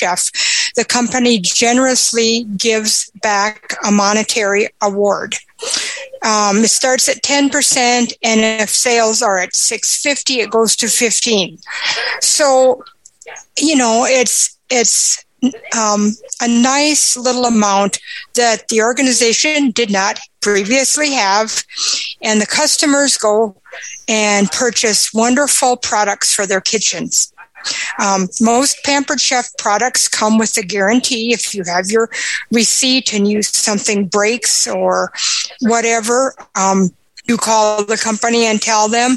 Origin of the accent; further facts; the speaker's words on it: Aberdeen, South Dakota, United States; I'm from Aberdeen, South Dakota.